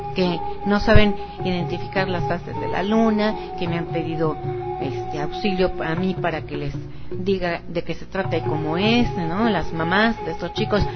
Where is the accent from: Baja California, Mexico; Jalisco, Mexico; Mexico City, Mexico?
Mexico City, Mexico; moved away as an adult; yo soy de aquí del Distrito Federal, eh, concretamente soy romana, soy de la, de la colonia Roma